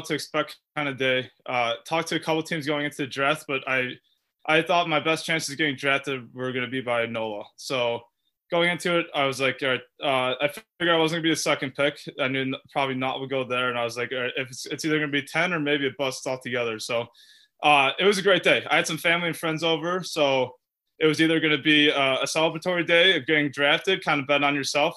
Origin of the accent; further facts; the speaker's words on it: United States; playing as an American player